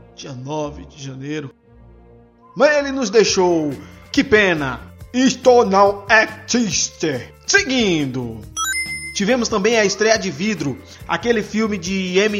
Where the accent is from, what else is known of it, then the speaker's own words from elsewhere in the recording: Ilhéus, Bahia, Brazil; Eu venho lá da Bahia, de Ilhéus, terra de Jorge Amado.